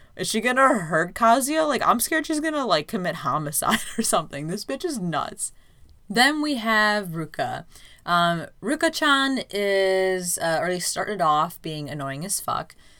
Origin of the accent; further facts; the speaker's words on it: United States; as an American viewer